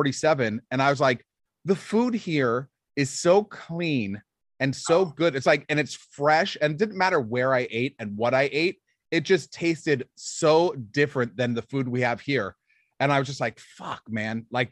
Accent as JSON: {"language": "English", "town": "Los Angeles", "region": "California", "country": "United States", "tie": "born or raised there", "said": "I am born and raised in Hollywood, California."}